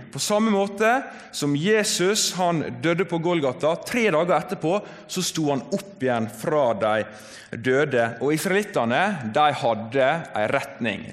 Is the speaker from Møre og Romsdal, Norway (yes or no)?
yes; Volda, Møre og Romsdal, Norway; moved away as an adult; now in Bergen, Norway; jeg kommer fra Volda på Sunnmøre